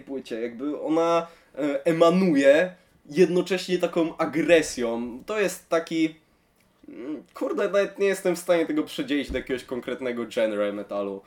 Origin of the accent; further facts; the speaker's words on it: Szczecin, West Pomeranian Voivodeship, Poland; jestem ze Szczecina